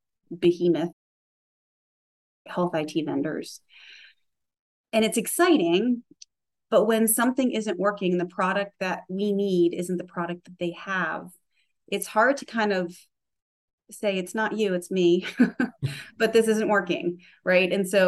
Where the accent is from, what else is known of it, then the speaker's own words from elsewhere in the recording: Charleston, South Carolina, United States; I came from Charleston, South Carolina, where it's certainly growing as a sort of tech innovation geographic location, but when I was there, not so much.